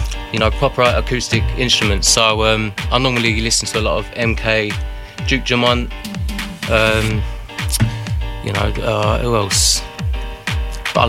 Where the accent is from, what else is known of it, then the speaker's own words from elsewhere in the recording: London, United Kingdom; I'm 28 and I'm from Walthamstow, East London.